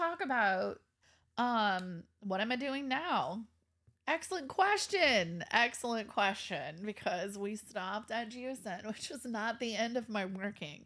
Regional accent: Kenner, Louisiana, United States; I grew up in Kenner

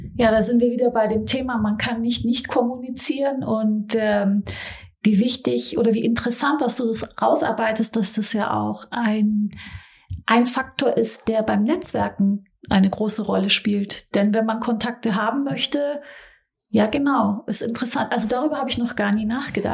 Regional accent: Stuttgart area, Baden-Württemberg, Germany; also born or lived in Frankfurt; now in Berlin, Germany; Ich komme ja so aus dem Stuttgarter Raum, dann habe ich im Frankfurter Raum gelebt oder in Frankfurt, jetzt in Berlin

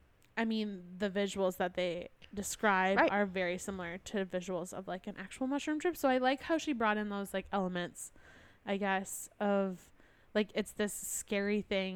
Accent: Wisconsin, United States; accent: Wisconsin; I'm from Wisconsin.

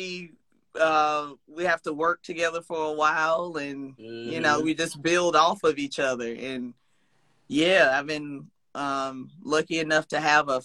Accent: South Carolina, United States; moved away; I'm originally from South Carolina

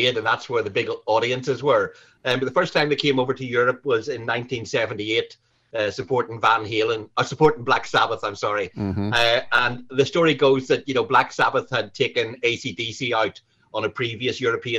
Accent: Newcastle, Northern Ireland, United Kingdom; now in London, United Kingdom; I'm from Northern Ireland

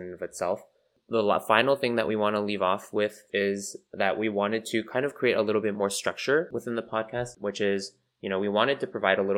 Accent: Colorado, United States; moved away; also born or lived in California / East Coast, United States; grew up in born and raised in Colorado, then moved to obviously California, and then went to the East Coast as well for school

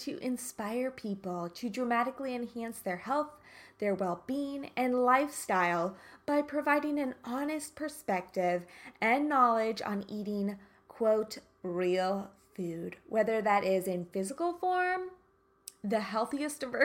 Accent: Kansas, United States; I'm from Kansas.

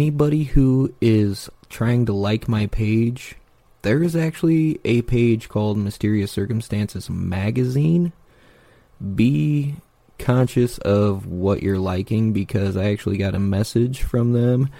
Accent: Fort Wayne, Indiana, United States; I am from the Fort Wayne area

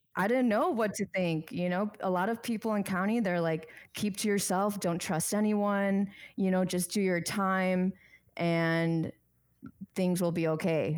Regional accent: Chicago, Illinois, United States; moved away as an adult; now in Arizona, United States; I was born and raised in Chicago, my parents migrated from Bangkok, Thailand

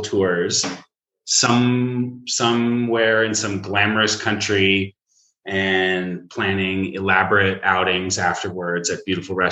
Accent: Seattle, Washington, United States; I am from Seattle

